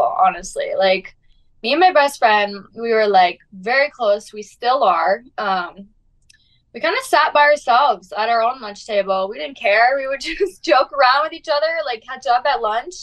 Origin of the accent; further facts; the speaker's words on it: Prior Lake, Minnesota, United States; I'm from Minnesota. I'm from a small town called Prior Lake. It's about 20 minutes south of Minneapolis